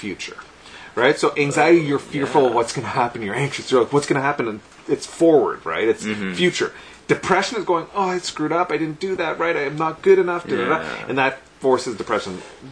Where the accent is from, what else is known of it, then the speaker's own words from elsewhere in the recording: Sudbury, Ontario, Canada; I grew up in Sudbury, so like I was so used to being around primarily white people